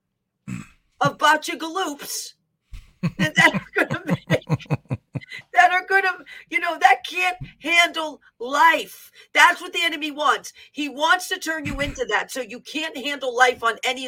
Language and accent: English; New York City, New York, United States; I'm from the Bronx